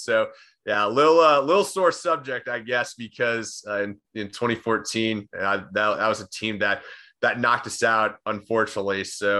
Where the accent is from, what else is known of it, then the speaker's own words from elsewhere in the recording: Austin, Texas, United States; I'm born and raised in Austin, Texas. Lived there for practically my entire life.